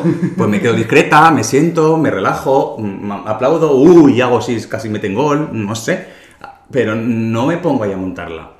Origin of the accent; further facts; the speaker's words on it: Calahorra, La Rioja, Spain; now in Madrid, Spain; mi pueblo